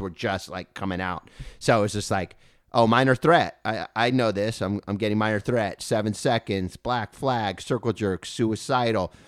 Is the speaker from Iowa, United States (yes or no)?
no; Thousand Oaks, California, United States; We grew up in Thousand Oaks